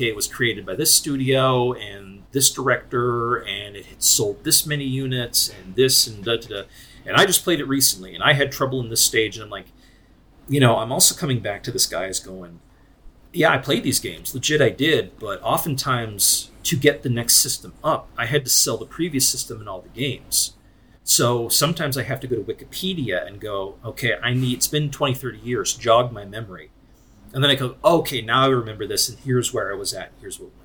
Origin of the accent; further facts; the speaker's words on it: Scranton, Pennsylvania, United States; I was born and raised in Scranton